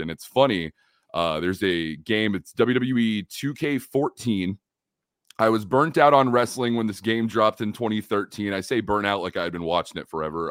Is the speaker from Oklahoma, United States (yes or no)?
yes; Oklahoma City, Oklahoma, United States; also born or lived in California; I'm from Oklahoma here in the United States